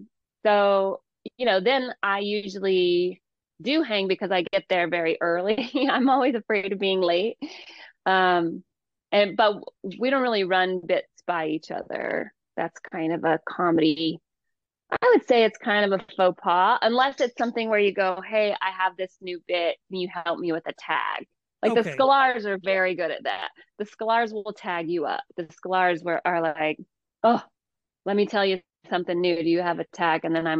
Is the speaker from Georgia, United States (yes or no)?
yes; Georgia, United States; also born or lived in Hayward; I was born in Hayward, but I grew up in Georgia. And so I was constantly adapting my own voice to the people around me.